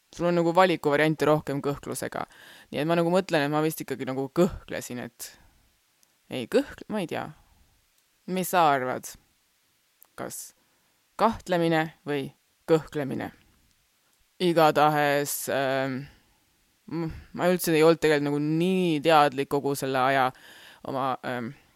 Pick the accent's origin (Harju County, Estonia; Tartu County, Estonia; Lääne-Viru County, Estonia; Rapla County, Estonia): Rapla County, Estonia; Rapla; first language Estonian; sündisin Raplas